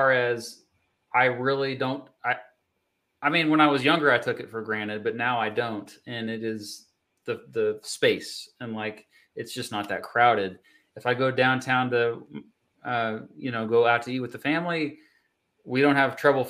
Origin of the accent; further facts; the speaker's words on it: Kansas, United States; growing up in Kansas